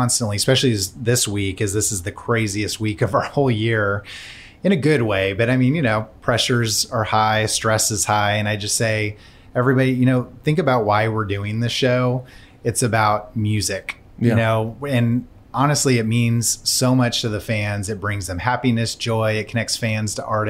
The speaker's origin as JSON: {"language": "English", "region": "California", "country": "United States", "tie": "born or raised there", "moved": "as an adult", "lives_now": "Nashville, United States", "said": "I grew up in California, so I'm newer to Nashville. I've only been here 7 years now"}